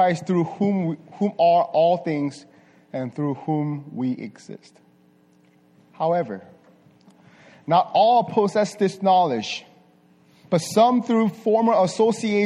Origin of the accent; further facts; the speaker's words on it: South Korea; moved away; also born or lived in Las Vegas; I was born and raised in Korea. Surprise, right? But this part of Korea, not this part, south part of Korea